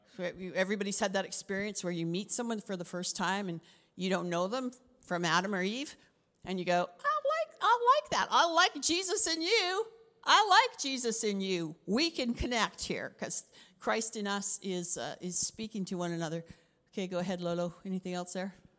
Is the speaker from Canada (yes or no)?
yes; Canada; also born or lived in Africa; I'm Canadian